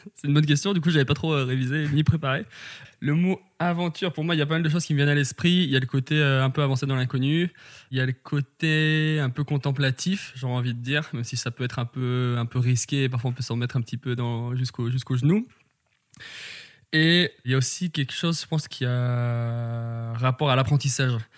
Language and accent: French; Valence, Auvergne-Rhône-Alpes, France; J'ai grandi euh, dans la Drôme à Valence